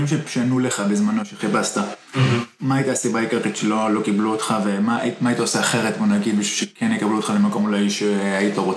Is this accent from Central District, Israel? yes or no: no; Bitzaron, Southern District, Israel; גדלתי במושב ביצרון, כן, ממש עשר דקות.